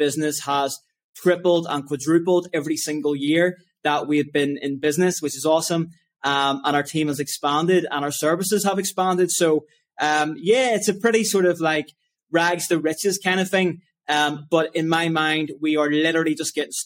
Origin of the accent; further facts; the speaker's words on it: Lisburn, Northern Ireland, United Kingdom; I grew up in Lisburn, Northern Ireland